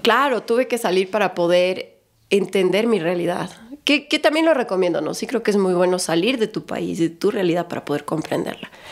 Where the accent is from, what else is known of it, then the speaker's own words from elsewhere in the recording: Cumbayá, Pichincha, Ecuador; moved away as an adult; now in Galápagos, Ecuador; Pues yo nací en Cumbayá. Cuando Cumbayá no era lo que es hoy día.